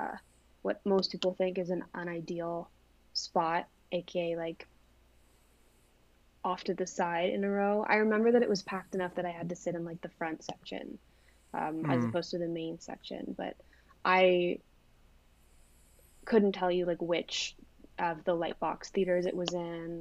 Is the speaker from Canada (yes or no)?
yes; Toronto, Ontario, Canada; I am from Toronto